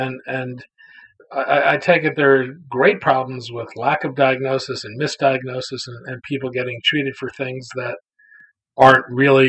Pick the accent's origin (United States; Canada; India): United States; As an American